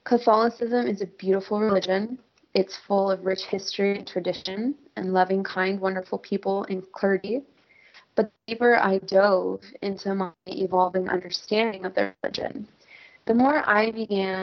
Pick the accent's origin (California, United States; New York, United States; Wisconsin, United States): California, United States; San Bruno; moved away; I grew up in Bay Area, California. So to be more specific, I grew up in a suburb outside of San Francisco called San Bruno